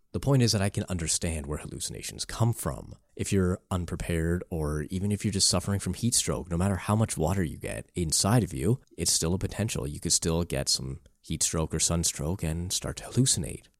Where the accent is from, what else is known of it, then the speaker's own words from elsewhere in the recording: Canada; I come from Canada